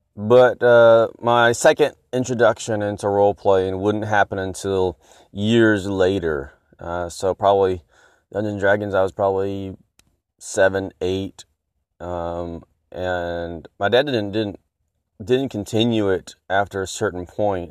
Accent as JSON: {"language": "English", "region": "Texas", "country": "United States", "said": "I am from Texas"}